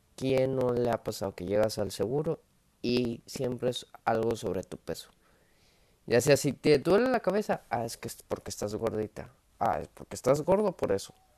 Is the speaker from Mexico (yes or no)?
yes; Monterrey, Nuevo León, Mexico; Soy montano, soy de Monterrey